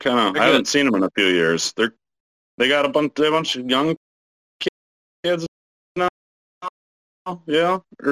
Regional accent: Fergus Falls, Minnesota, United States; now in Hopkins, United States; went back to Fergus, my hometown, Fergus Falls

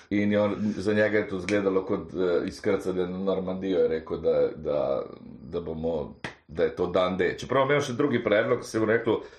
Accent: Karlovac, Karlovac County, Croatia; now in Slovenia; ker namreč sem iz Karlovca prišel.

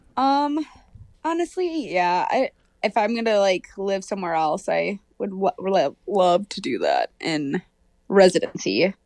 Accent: Hopkins, Minnesota, United States; I'm from Hopkins, Minnesota

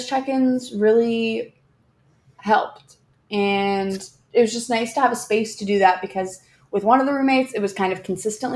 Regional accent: Bay Area, California, United States; I'm from the Bay Area

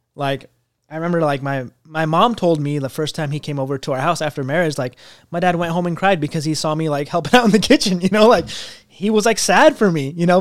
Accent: United States; I wasn't even first generation because I was an immigrant, basically, 'cause I wasn't born here

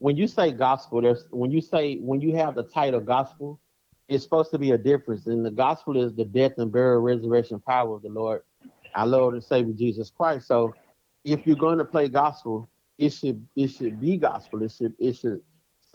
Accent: Dallas, Texas, United States; I'm from Dallas, Texas

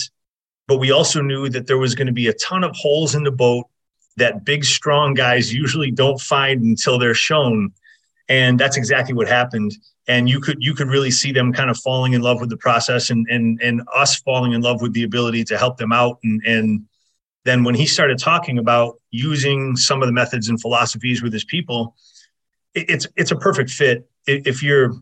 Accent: Fairport, New York, United States; also born or lived in Rochester, New York / Southern California; I'm from Fairport, New York. I got out of there as soon as I possibly could

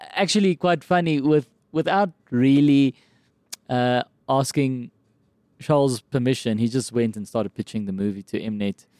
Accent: Kempton Park, Gauteng, South Africa; accent: South African; I grew up in Kempton Park

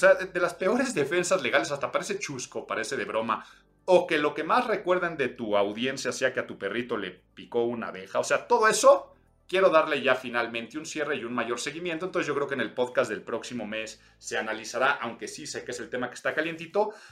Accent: Mexico City, Mexico; soy chilango

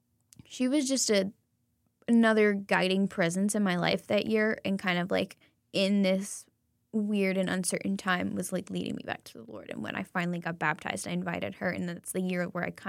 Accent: the South, United States; I'm from the South. Everybody has a prayer club.

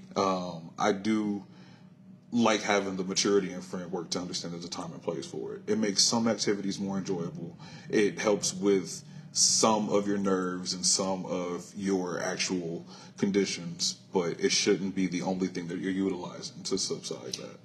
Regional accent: Compton, California, United States; born and raised here in Los Angeles. Compton if you want to be specific

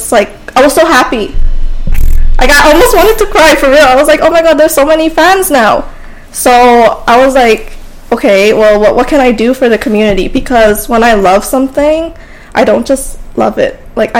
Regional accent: Edmonton, Alberta, Canada; born or raised there

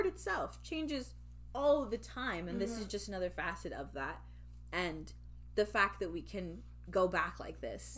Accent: United Kingdom; especially as a British person. I mean, we know there's a very large black population in Britain.

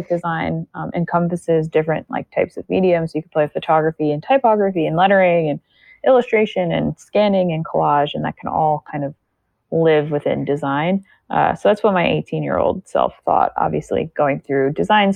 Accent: United States; specifically in America, because I'm American

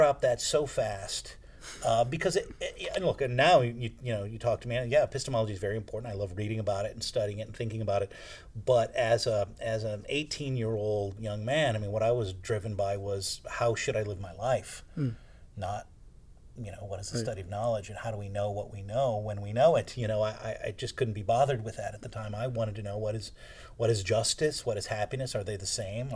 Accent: South Bend, Indiana, United States; moved away as an adult; I was born and raised in South Bend, Indiana

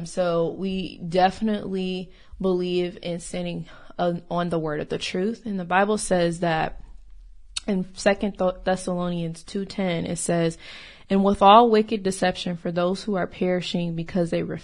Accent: Rockford, Illinois, United States; now in Texas, United States; I'm originally from Rockford, Illinois.

